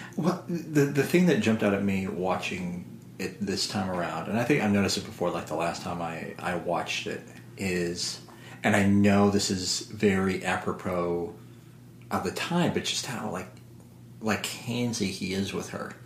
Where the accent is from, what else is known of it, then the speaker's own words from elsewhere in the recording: Southern Illinois, United States; moved away; this was my hometown, Southern Illinois